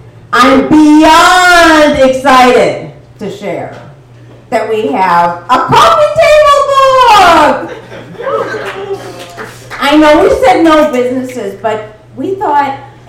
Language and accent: English; Maine, United States; I'm sorry. I'm from Maine. I'm so sorry.